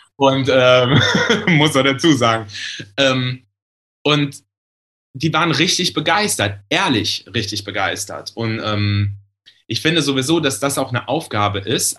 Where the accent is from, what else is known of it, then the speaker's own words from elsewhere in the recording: Germany; Da, also komme ich her, also sieben Kilometer weiter im Westerwald